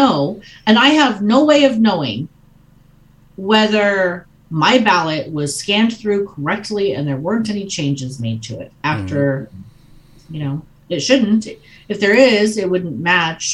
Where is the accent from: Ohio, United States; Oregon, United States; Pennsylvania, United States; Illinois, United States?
Oregon, United States; now in Montana, United States; I was born in Oregon